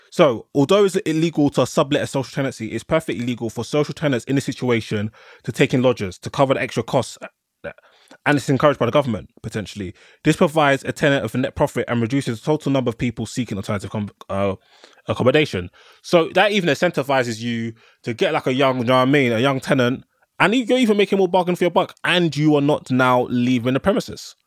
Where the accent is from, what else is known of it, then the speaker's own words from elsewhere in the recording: London, United Kingdom; I'm a Londoner